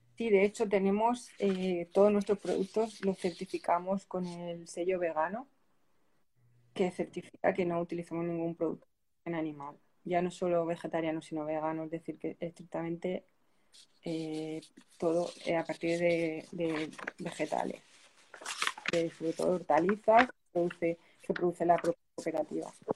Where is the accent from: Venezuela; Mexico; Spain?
Spain; Pilar de la Horadada, Valencian Community; also born or lived in Loja, Ecuador; mi pueblo, yo soy de, Pilar de la Horadada